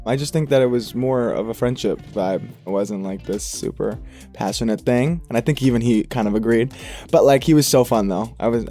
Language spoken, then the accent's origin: English; New York City, New York, United States; I'm 28 years old. I'm born and raised in Queens, New York.